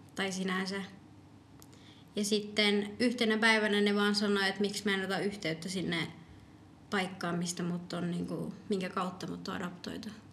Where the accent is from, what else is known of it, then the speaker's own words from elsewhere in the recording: Finland; also born or lived in Medellín, Colombia; mä tulin ihan pienenä